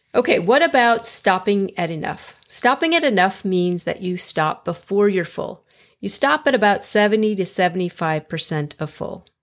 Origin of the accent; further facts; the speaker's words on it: Chicago, Illinois, United States; moved away as an adult; now in Fort Worth, United States; I'm originally from Chicago, so I understand below zero and blizzards.